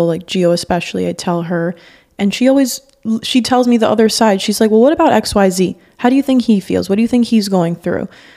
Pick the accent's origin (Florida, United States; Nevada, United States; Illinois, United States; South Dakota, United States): Florida, United States; Miami; growing up in Miami